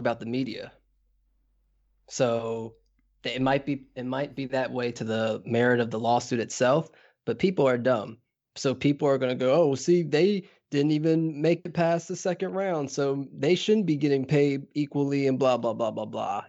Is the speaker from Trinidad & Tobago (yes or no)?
yes; Trinidad & Tobago; as a Trinidadian